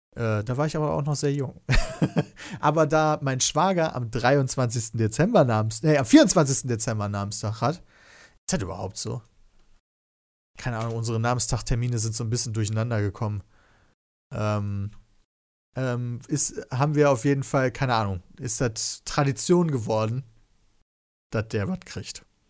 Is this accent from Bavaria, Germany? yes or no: no; Kevelaer, North Rhine-Westphalia, Germany; also born or lived in Wesel; ich bin in Kevler geboren